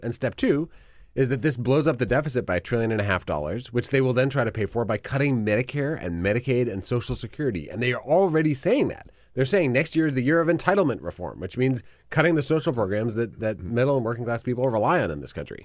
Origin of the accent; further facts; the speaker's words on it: Wisconsin, United States; I'm from Wisconsin